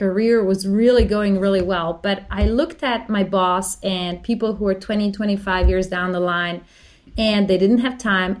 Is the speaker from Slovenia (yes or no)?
yes; Slovenia; now in Australia; I'm from Slovenia